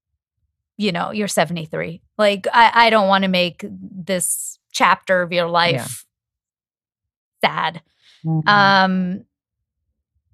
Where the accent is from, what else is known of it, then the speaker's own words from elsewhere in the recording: Toronto, Ontario, Canada; moved away; I'm from Toronto. I just went back home for the holidays